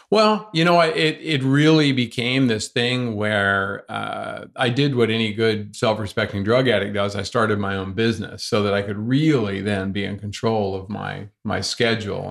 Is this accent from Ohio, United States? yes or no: no; North Carolina, United States; I grew up here in North Carolina